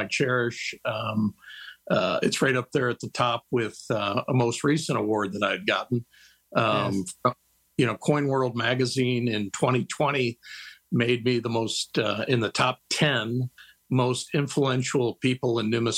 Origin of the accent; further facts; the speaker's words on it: Kalamazoo, Michigan, United States; also born or lived in California / Texas; now in Austin, United States; originally I was born and raised in Kalamazoo, Michigan. Lived in California for well over 20 years. But I reside just outside of Austin, Texas